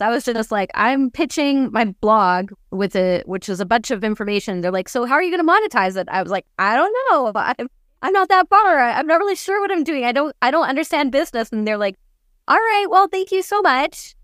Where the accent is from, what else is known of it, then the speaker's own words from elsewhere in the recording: Canada; first language English; moved away as an adult; also born or lived in Germany / Ukraine; now in Austria; I was born in Canada. I get compliments on my English all the time because I live in Austria